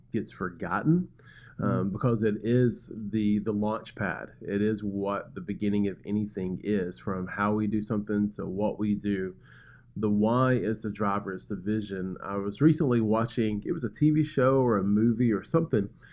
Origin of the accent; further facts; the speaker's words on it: Birmingham, Alabama, United States; moved away as an adult; now in Macon, United States; I come from Birmingham, Alabama. That's where I was born and raised.